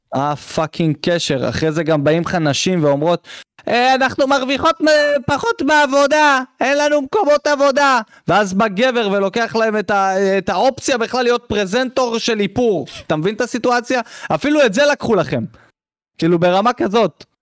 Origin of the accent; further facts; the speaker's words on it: Israel; אותנו כישראלים